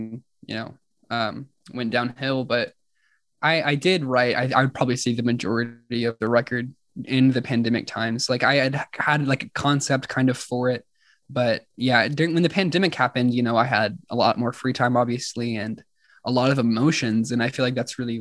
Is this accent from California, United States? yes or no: no; Oklahoma City, Oklahoma, United States; I was born and raised here in Oklahoma City.